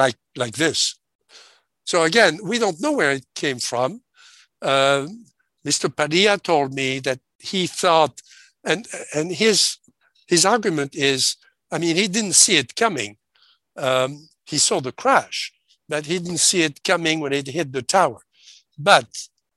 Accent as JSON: {"language": "English", "country": "France", "tie": "born or raised there", "said": "grew up in France, in occupied France, okay? I was born 1939"}